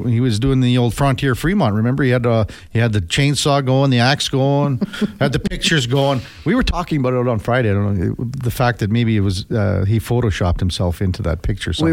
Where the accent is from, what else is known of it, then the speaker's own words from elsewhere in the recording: Saskatchewan, Canada; growing up in Saskatchewan